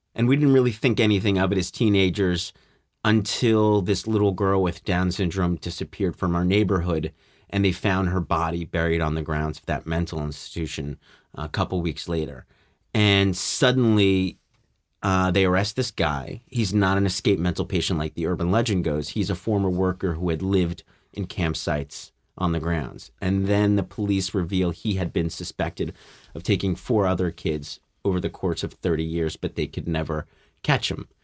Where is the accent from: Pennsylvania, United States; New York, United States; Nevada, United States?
New York, United States; New York City; when I was a kid growing up in Staten Island, New York